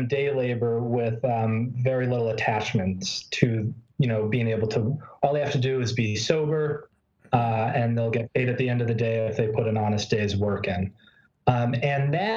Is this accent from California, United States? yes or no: no; Boston, Massachusetts, United States; moved away; I come from Boston. I come from a place where, you know, I walked to school on the road that Paul Revere took